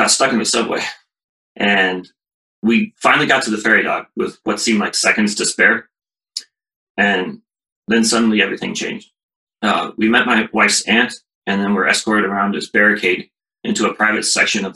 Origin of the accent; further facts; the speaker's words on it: Columbus, Ohio, United States; I grew up in Columbus. I went to Ohio State. I moved away for a job after college, but I'm back now